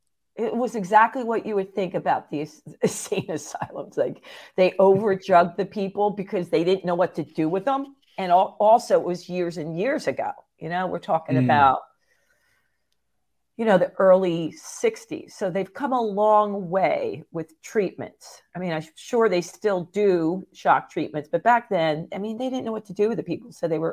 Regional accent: Phillipsburg, New Jersey, United States; also born or lived in Easton, Pennsylvania; I thought I was born where I grew up in Phillipsburg, New Jersey in the United States. But they were like, no, you got that question wrong on a security thing. So I found out I was born just across the bridge in Easton, Pennsylvania.

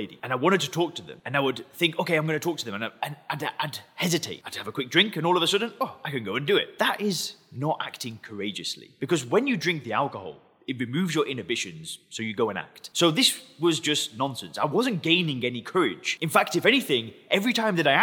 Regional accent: England, United Kingdom; I'm English

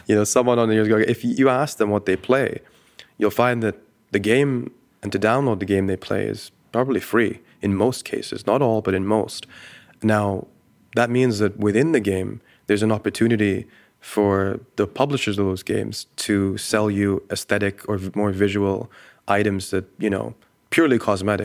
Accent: Dubai, United Arab Emirates; I grew up in the Middle East. I grew up in Dubai

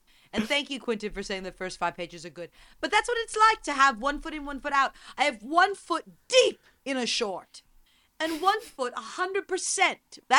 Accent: United Kingdom; maybe it's because I'm British

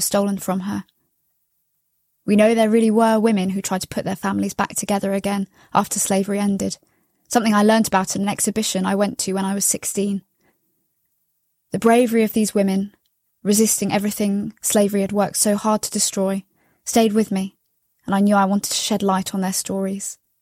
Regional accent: London, United Kingdom; I'm from London in the U K.

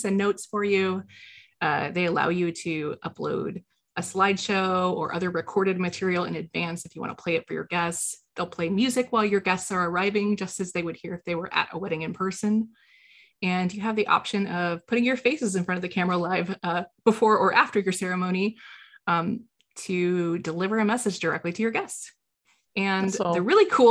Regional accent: Illinois, United States

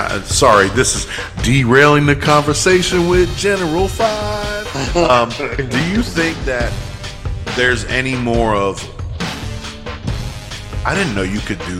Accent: Cincinnati, Ohio, United States; I'm from Cincinnati.

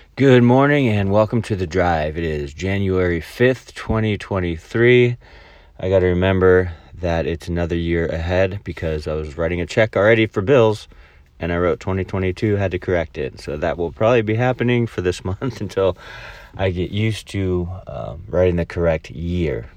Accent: El Dorado Hills, California, United States; now in Mobile, Alabama, United States; where I grew up in El Dorado Hills

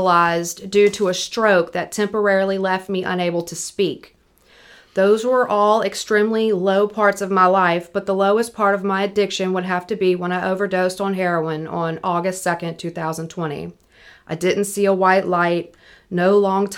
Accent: Picayune, Mississippi, United States; moved away; I'm from Picayune originally

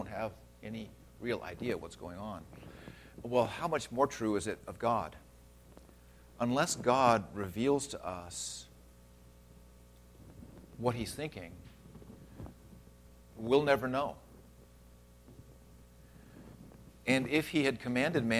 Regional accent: Redlands, California, United States; I grew up in Redlands. That's my hometown

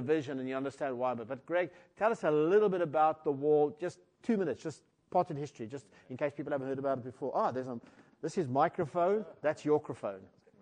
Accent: Cape Town, Western Cape, South Africa; I was born in Cape Town and grew up in a Christian family

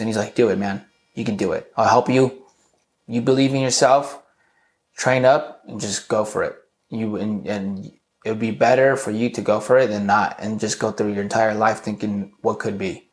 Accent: Southern California, United States; also born or lived in Garden Grove / Santa Ana; I was born and raised in Southern California. My parents were separated, so I spent a lot of time either in Garden Grove or in Santa Ana.

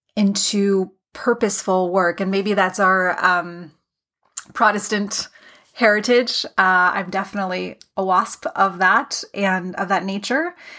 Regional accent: Canada; I am a Canadian

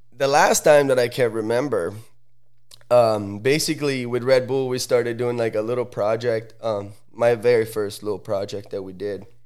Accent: Sala Comacina, Lombardy, Italy; now in United States; I'm from Sala Comacina. It's a, a super small little

